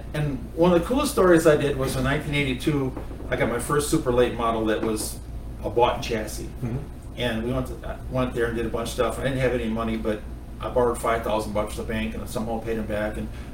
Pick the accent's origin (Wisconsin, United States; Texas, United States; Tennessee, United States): Wisconsin, United States; I grew up in Wisconsin against the toughest race car drivers in the world.